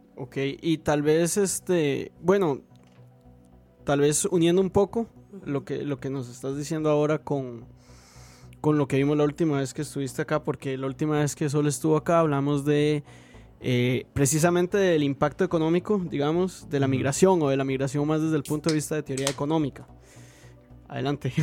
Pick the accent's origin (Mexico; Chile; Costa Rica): Costa Rica; como simple costarricense